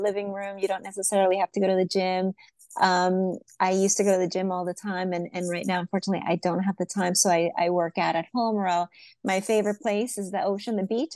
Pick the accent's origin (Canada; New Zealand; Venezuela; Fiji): Venezuela; moved away; I was originally born in Venezuela